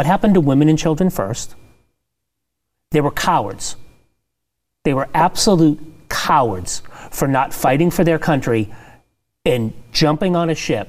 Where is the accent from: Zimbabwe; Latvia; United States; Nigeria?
United States; Lowell, Massachusetts; I have Cambodian friends from growing up in Lowell, Massachusetts, where there was a large Cambodian population.